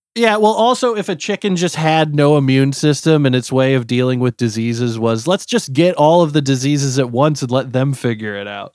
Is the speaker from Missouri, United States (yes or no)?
yes; Missouri, United States; moved away; I'm from Missouri